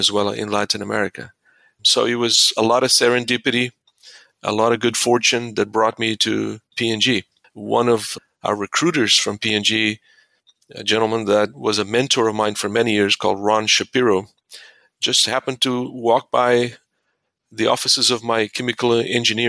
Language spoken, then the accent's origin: English; Mozambique; moved away; I was born and raised in Mozambique in Southeast Africa.